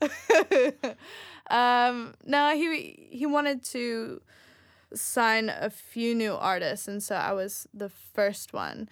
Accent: United States; moved away; also born or lived in Sweden / Australia; I'm from the United States

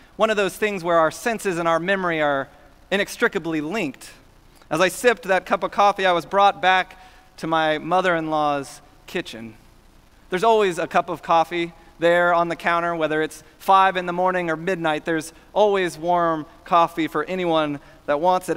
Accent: Houston, Texas, United States; Growing up in Houston

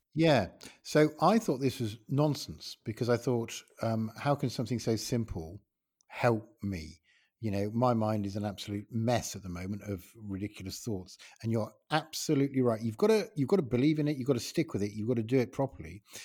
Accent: Ilkley, Yorkshire and the Humber, United Kingdom; my hometown is, uh, Ilkley in West Yorkshire

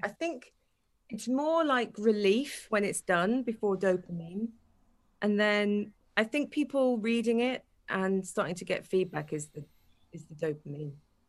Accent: Wales, United Kingdom; moved away as an adult; I'm Welsh, 100%.

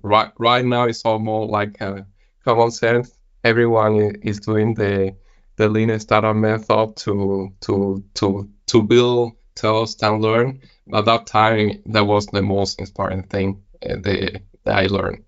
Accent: Spain; moved away as an adult; also born or lived in Copenhagen, Denmark; now in Billund, Denmark; I'm originally from Spain

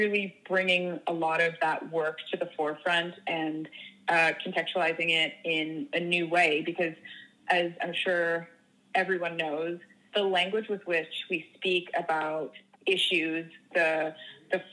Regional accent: Toronto, Ontario, Canada; moved away as an adult; also born or lived in Los Angeles; now in United Kingdom; I'm originally from Toronto, but I seem to be based kind of all over.

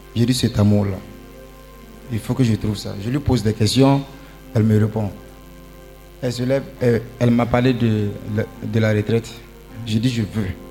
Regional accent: Ouagadougou, Centre, Burkina Faso; moved away; Je viens du Burkina Faso, Ouagadougou

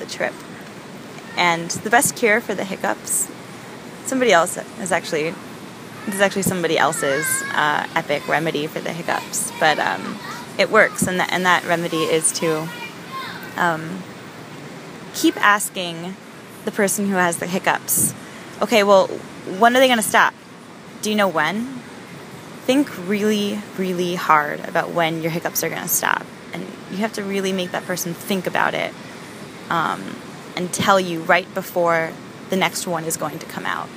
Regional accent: Miami, Florida, United States; we're from Miami

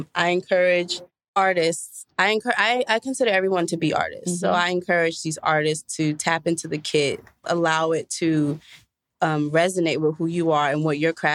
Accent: New York, United States; I'm from New York.

